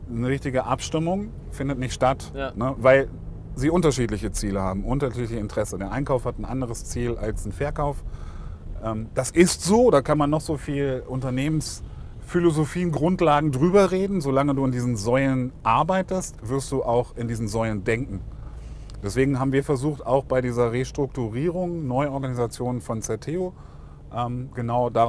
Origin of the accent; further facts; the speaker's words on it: Lower Saxony, Germany; now in Stuttgart, Germany; Ich bin ja Niedersachse.